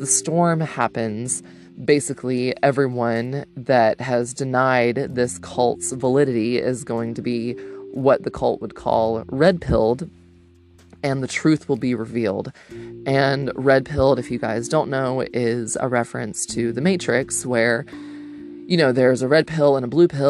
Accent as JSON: {"language": "English", "region": "Georgia", "country": "United States", "tie": "born or raised there", "said": "my home state"}